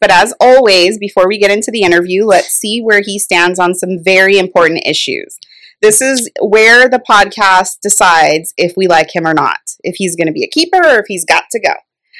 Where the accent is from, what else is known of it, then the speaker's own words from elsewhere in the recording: New York City, New York, United States; now in California, United States; I'm from the Bronx.